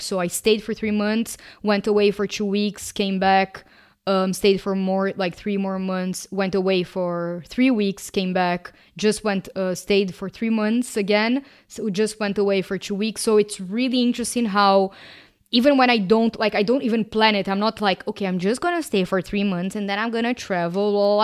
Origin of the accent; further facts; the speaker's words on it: Brazil; moved away; I am originally from Brazil